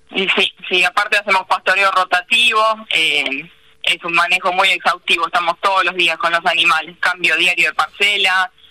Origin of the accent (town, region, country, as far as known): Paso del Rey, Buenos Aires Province, Argentina; born or raised there; also born or lived in Marcos Paz